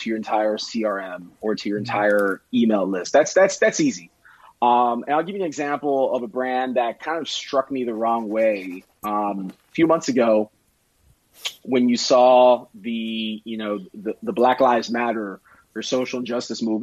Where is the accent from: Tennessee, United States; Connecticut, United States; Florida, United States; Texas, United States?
Florida, United States; Miami; I'm from Miami